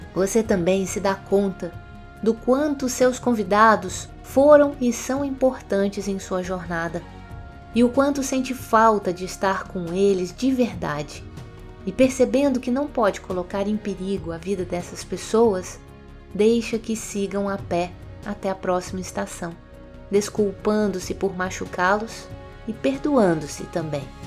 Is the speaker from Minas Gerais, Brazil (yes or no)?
yes; Minas Gerais, Brazil; accent: mineirês; como mineirinha que sou